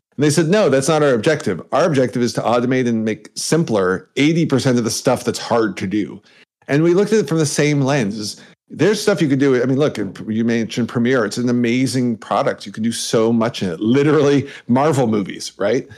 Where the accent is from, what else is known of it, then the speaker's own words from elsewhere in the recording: Canada; I'm Canadian